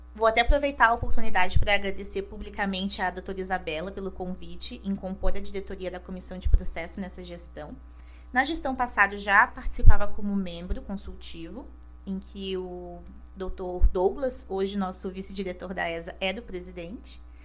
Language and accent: Portuguese; Caçador, Santa Catarina, Brazil; moved away as an adult; now in Florianópolis, Brazil; Eu nasci em Caçador, meio oeste catarinense, com muito orgulho. E aos 18 anos, eu decidi então cursar direito na Universidade Federal de Santa Catarina, aqui na UFSC, em Florianópolis.